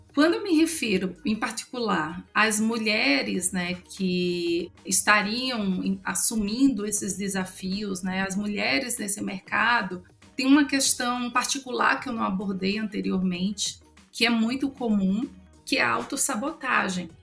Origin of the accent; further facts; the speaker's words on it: Northeast Region, Brazil; accent: nordestino; eu sou mulher, eu sou nordestina